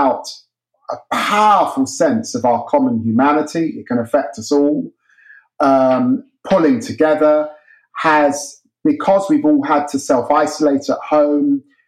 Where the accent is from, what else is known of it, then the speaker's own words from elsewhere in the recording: Peterborough, East of England, United Kingdom; moved away; my growing up in the city of Peterborough